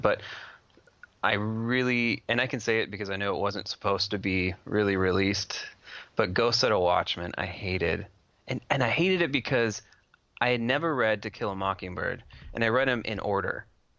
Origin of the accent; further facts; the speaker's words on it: Washington, United States; These two work really well together, especially since I'm from Washington.